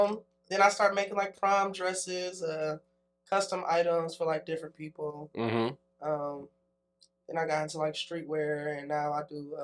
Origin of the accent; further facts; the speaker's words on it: Cleveland, Ohio, United States; now in Atlanta, United States; I'm from Cleveland. It's real hood up there